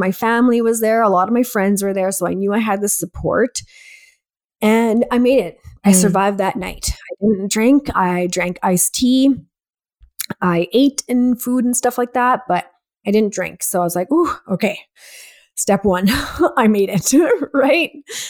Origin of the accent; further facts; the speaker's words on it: India; I'm Indian first and foremost, which there's so much closet alcoholism in our culture